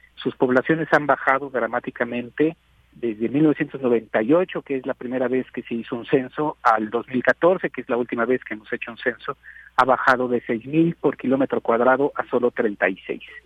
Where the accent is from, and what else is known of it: Mexico